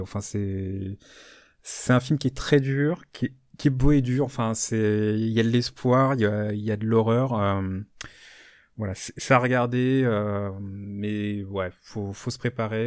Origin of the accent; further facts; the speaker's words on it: France; chez nous en France